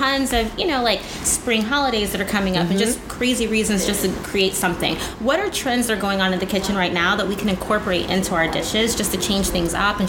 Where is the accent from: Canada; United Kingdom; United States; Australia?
United States; Indiana; moved away; I'm from Indiana originally